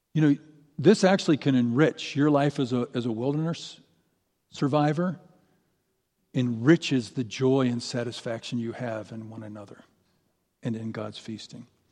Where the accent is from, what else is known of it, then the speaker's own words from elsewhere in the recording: St. Louis, Missouri, United States; moved away as an adult; now in Boise, United States; I grew up in Saint Louis. I lived in Saint Louis for thirty years